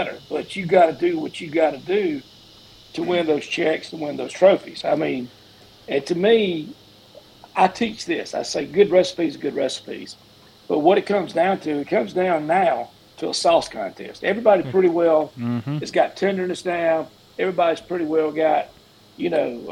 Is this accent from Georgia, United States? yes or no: yes; Vienna, Georgia, United States; also born or lived in Unadilla, Georgia; I'm from South Georgia